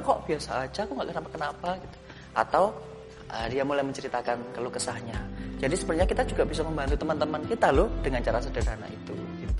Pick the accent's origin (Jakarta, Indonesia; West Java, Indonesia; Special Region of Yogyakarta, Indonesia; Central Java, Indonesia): Special Region of Yogyakarta, Indonesia; Yogyakarta; Saya lahir dan besar di Jogja, kuliah dan bekerja juga di Jogja.